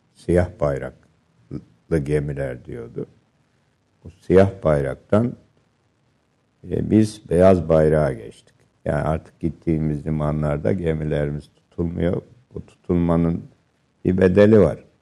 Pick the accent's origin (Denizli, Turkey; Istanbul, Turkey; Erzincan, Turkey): Erzincan, Turkey; Refahiye; moved away; Bizim köyümüz ve ilçe Refahiye Dumanlı Dağları'na yaslanmıştı.